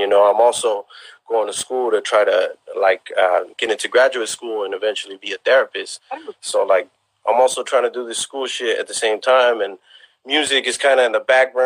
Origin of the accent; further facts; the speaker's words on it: South San Francisco, California, United States; although we ain't from the city, you know, we got our own kind of thing, you know, going on out here in the West Bay